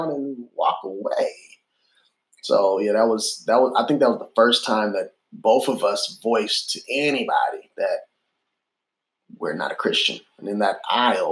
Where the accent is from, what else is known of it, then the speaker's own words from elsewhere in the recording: Illinois, United States; also born or lived in Boston; now in Memphis, United States; when I grew up in Illinois or when we lived in Boston